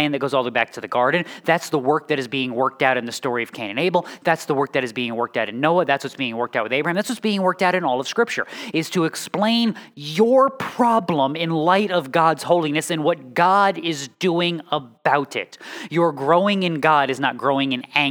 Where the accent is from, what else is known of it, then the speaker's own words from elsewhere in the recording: New England, United States; also born or lived in the South (US); now in Midwest, United States; I am from New England. I have lived in the South, and I am now in the Midwest.